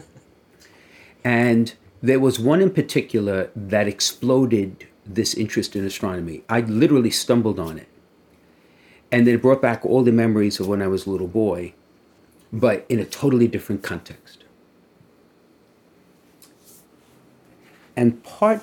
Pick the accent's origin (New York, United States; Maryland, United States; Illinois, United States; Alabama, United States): New York, United States; New York City; growing up in Brooklyn